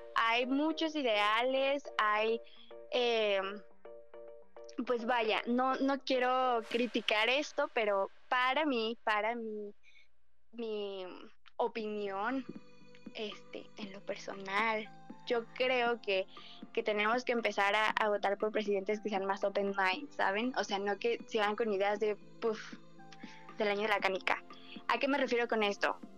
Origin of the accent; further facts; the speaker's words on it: Mexico; Somos mexicanos, sabemos lo que pasa en nuestro país